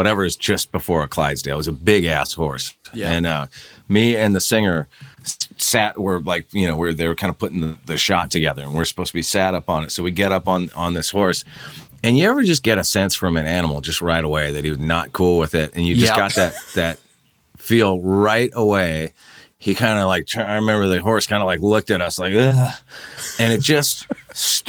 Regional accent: Santa Barbara, California, United States; moved away; I grew up in Santa Barbara

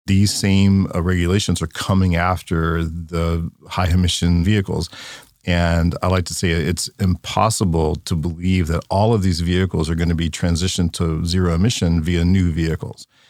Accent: Louisiana, United States; I grew up in Louisiana, in a small town

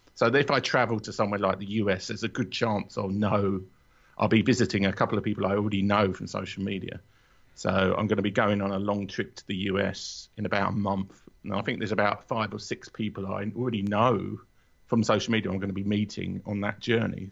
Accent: London, United Kingdom; also born or lived in Watford; I'm a Londoner

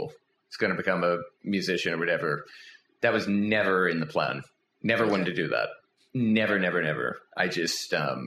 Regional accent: Philadelphia, Pennsylvania, United States; I grew up outside of Philadelphia, born in Philly. Raised right outside of Philly, neighboring suburb

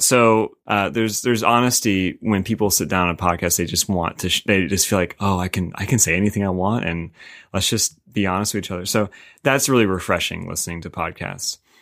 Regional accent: Winston-Salem, North Carolina, United States; now in Raleigh, United States; I'm from Winton Salem

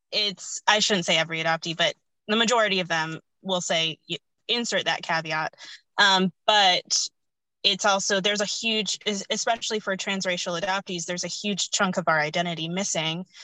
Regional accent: United States; born or raised there; also born or lived in India

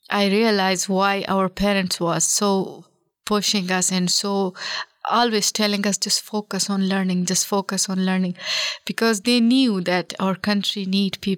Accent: Afghanistan; as soon as we told our name they will be asking us oh where are you from and we told them we are afghans from afghanistan

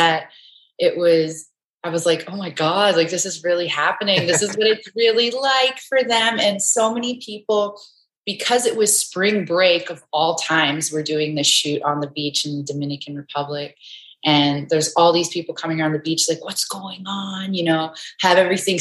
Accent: Enoch Cree Nation, Alberta, Canada; I'm from Enoch Cree Nation, which is in Treaty 6 territory.

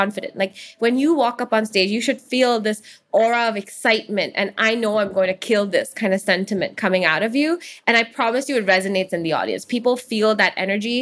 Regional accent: Hong Kong; where I'm from when I'm elsewhere in the world, I always say Hong Kong, even though it's pretty clear that I'm Indian

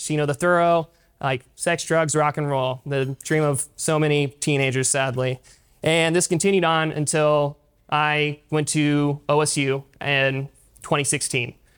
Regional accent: Pryor, Oklahoma, United States; I grew up in Pryor, attending uh, St. Mark's parish up there.

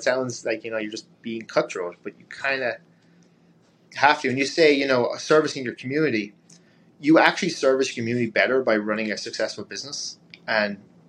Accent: Ireland; But a big thing for me being Irish is travel, right?

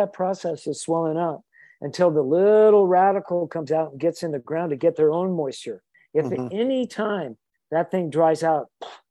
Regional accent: Idaho, United States; I was growing up in Idaho

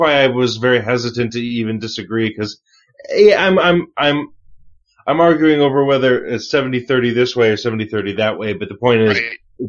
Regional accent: United States; as an American in America

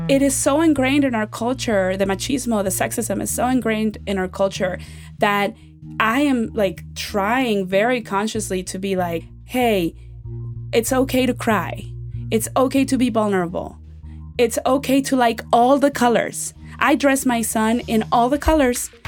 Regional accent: Mexico; now in United States; When I grew up in Mexico, we had a hu, we have a huge family

